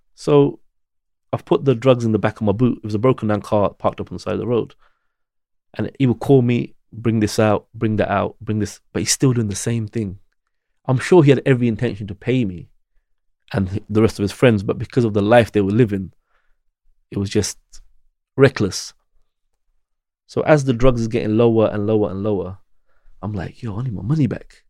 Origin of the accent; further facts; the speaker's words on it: United Kingdom; I'm British. I was born here, but you don't feel British